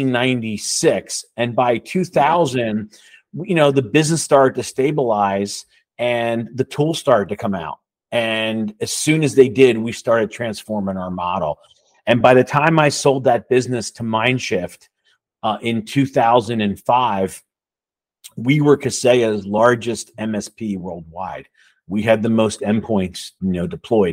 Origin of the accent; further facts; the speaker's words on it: Levittown, United States; I grew up in Levittown in a blue collar house